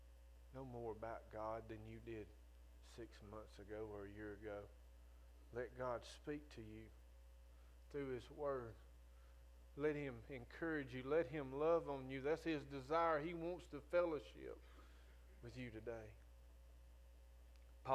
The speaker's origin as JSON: {"language": "English", "region": "Northwest Florida", "country": "United States", "said": "I'm from Northwest Florida"}